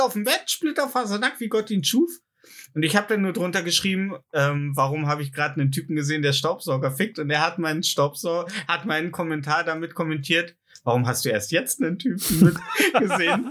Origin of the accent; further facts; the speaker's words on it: Germany; als Deutscher